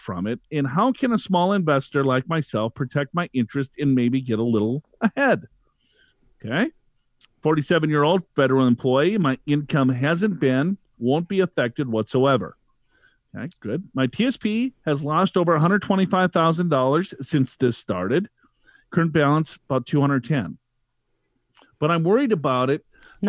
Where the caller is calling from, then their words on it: Corona, California, United States; from Corona, California, and I love, love, love your podcast